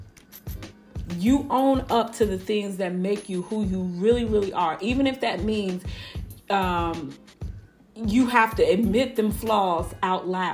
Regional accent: Chicago, Illinois, United States; now in Houston, United States; I grew up in Chicago

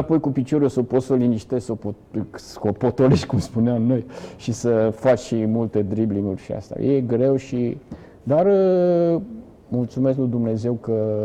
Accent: Galați, Galați County, Romania; moved away as an adult; also born or lived in Brăila / Bucharest; dar după un an de zile ne-am întors pentru că toate neamurile și tot ce... Toți gălățeni

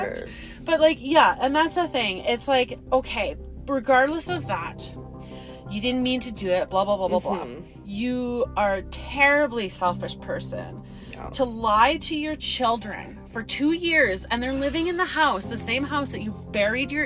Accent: Calgary, Alberta, Canada; we are from Calgary

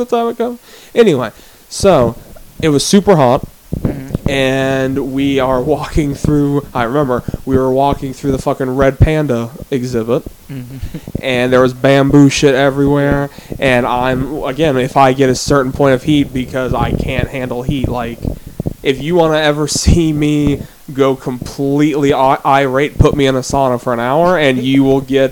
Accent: Minnesota, United States; moved away; I'm from Minnesota

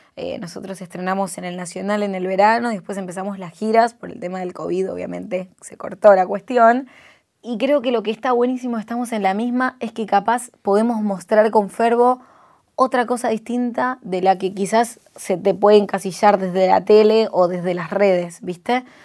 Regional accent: Lanús, Buenos Aires Province, Argentina; vengo del barrio de Lanús

